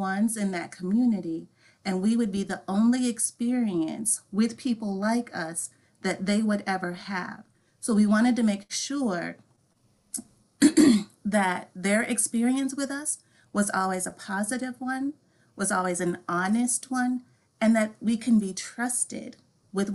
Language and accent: English; Wisconsin, United States; I actually grew up on a farm in Wisconsin in an Amish community.